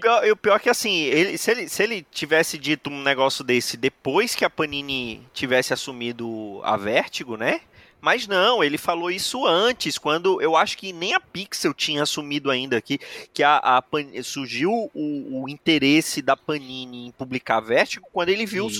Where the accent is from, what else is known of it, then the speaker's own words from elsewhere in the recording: Brazil; somos brasileiros